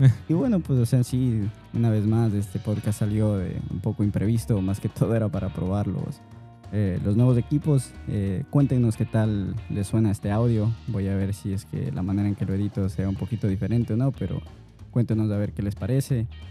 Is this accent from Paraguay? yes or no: no; Ecuador; yo soy ecuatoriano